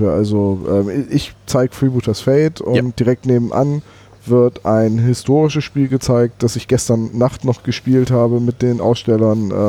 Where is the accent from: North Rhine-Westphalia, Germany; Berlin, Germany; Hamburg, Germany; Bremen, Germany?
Bremen, Germany; ich komme ganz aus Bremen